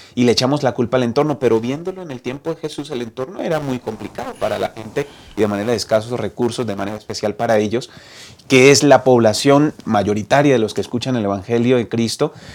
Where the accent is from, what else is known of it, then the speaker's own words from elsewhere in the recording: Bucaramanga, Santander, Colombia; moved away as an adult; also born or lived in Medellín, Colombia; now in Mexico; Crecí en Colombia, en una ciudad llamada Bucaramanga, Santander